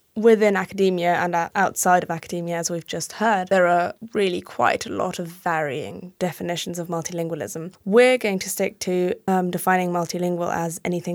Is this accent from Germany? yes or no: yes; Germany; So I'm German, as you can probably not tell by my accent, but I went to a bilingual English-German state school. So I was educated in German and English from the very beginning.